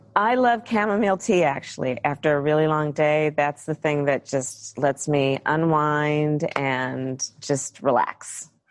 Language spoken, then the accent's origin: English; California, United States; I come from California.